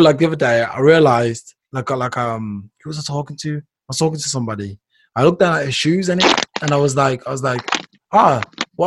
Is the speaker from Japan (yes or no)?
no; United Kingdom; We're British subjects